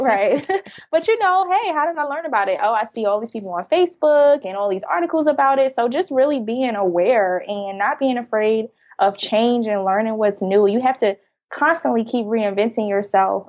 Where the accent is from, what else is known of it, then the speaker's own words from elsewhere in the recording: Jersey City, New Jersey, United States; now in Atlanta, United States; I currently live in Atlanta, but I'm originally from Jersey City, New Jersey. I grew up in a very dense, populated area